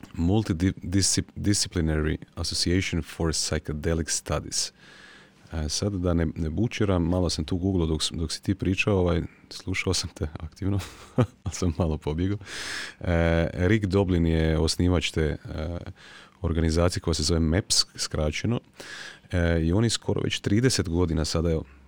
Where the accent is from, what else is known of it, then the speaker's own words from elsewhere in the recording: Croatia; kod nas u Hrvatskoj